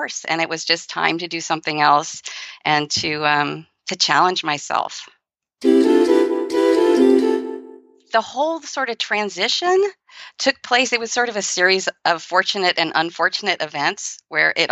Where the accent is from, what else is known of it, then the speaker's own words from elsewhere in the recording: San Francisco, California, United States; I grew up in San Francisco